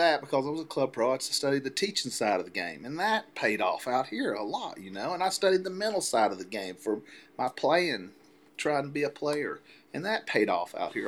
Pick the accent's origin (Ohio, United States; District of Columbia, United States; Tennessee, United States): Tennessee, United States; Chattanooga; at Creek's Bend where I grew up in Chattanooga